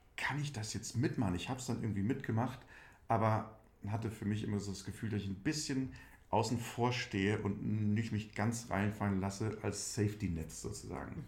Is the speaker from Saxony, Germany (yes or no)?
no; Schmelz, Saarland, Germany; moved away as an adult; also born or lived in Berlin; Ich komme, bin ein absolutes Landei. Ich komme aus Primsweiler. Dieses kleine Dörfchen gehört zur Gemeinde Schmelz. Und diese Gemeinde Schmelz gehört zum Landkreis Saarlouis